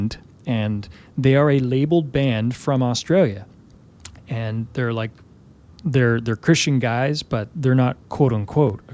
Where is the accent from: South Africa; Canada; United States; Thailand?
Canada; I'm from Canada